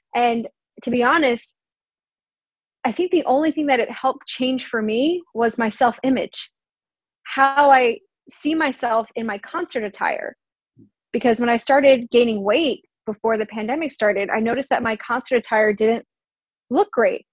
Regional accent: Long Island, New York, United States; moved away; I'm also from Long Island, so I'll go to New York City do the concert, see my family afterwards

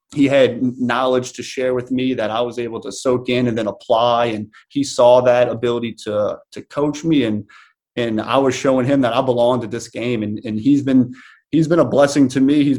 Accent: New Orleans, Louisiana, United States; I was playing arena football for the New Orleans Voodoo, my hometown team

